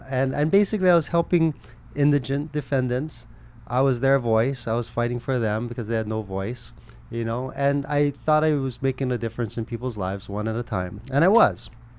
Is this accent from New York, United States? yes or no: no; Kaneohe, Hawaii, United States; also born or lived in Kahala, Honolulu; Born and raised in Kaneohe, I moved to town and lived in Kahala since high school.